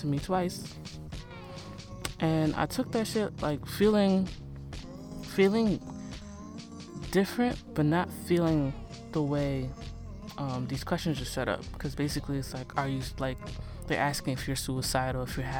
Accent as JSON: {"language": "English", "country": "Nigeria", "said": "me being Nigerian"}